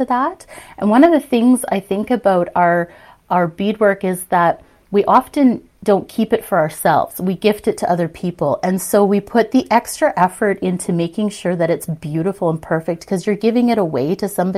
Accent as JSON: {"language": "English", "town": "Saskatoon", "region": "Saskatchewan", "country": "Canada", "tie": "born or raised there", "said": "I was born and raised in Saskatoon, Saskatchewan"}